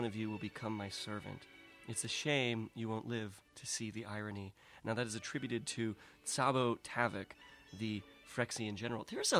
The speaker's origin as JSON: {"language": "English", "town": "San Diego", "region": "California", "country": "United States", "tie": "born or raised there", "said": "Cardiff, just north from where I grew up in San Diego."}